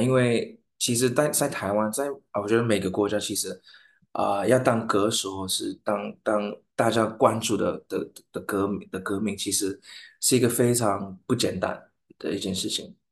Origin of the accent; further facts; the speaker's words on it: St. Lucia; Chinese is a second language; moved away as an adult; now in Taiwan; 我来自圣鲁西亚